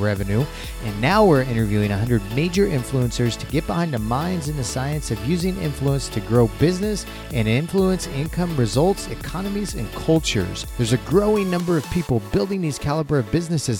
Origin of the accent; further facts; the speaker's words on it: Missouri, United States; I grew up in Missouri